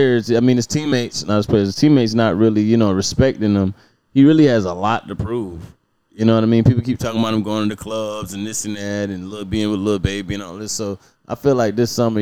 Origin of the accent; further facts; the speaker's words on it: Savannah, Georgia, United States; also born or lived in Milwaukee, Wisconsin; I was born in Milwaukee and I came to Savannah in 6 months.